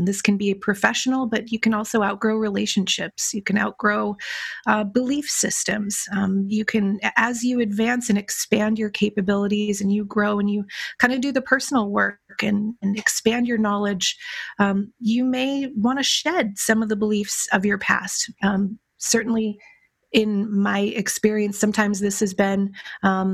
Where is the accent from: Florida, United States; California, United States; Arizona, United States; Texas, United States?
California, United States; Los Angeles; moved away as an adult; also born or lived in Philadelphia; I grew up in Los Angeles and I went to the University of Pennsylvania